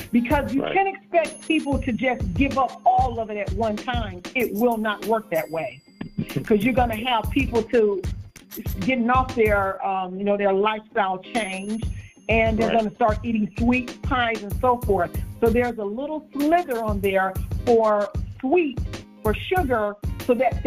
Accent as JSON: {"language": "English", "town": "Detroit", "region": "Michigan", "country": "United States", "tie": "born or raised there", "said": "I was born and raised in Detroit, Michigan"}